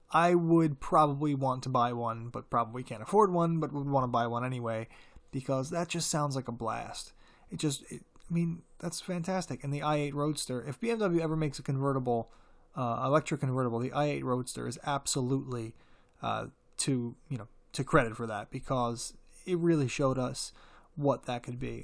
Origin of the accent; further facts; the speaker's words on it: United States; As an American en-, car enthusiast